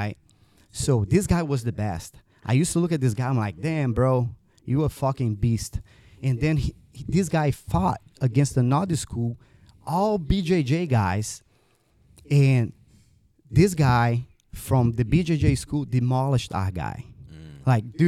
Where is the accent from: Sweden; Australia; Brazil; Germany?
Brazil; moved away as an adult; now in United States; I was born in Brazil, grew up there, then decided to move to the United States later on in life.